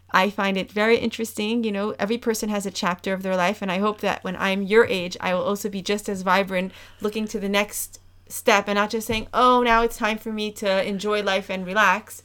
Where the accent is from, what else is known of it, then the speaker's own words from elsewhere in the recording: New York, United States; moved away as an adult; now in Amsterdam, Netherlands; I'm coming from New York where I grew up in a, in a house probably three times the size of this house